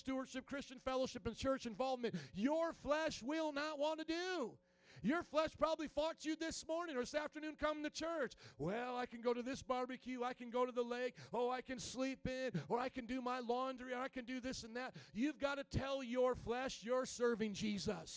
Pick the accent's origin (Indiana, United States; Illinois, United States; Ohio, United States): Indiana, United States; I come from Indiana